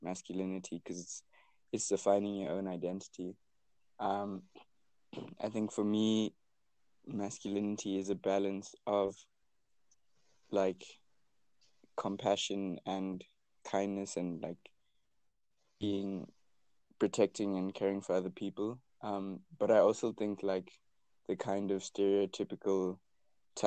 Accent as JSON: {"language": "English", "country": "South Africa", "said": "I am South African"}